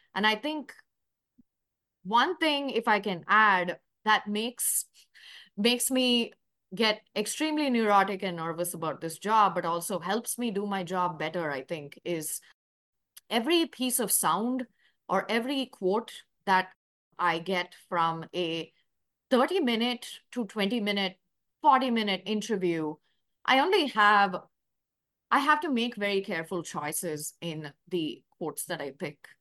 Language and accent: English; Chennai, Tamil Nadu, India; moved away as an adult; also born or lived in New York; now in Louisville, United States; I'm from Chennai, India. That is a, uh, city in South India, part of Tamil Nadu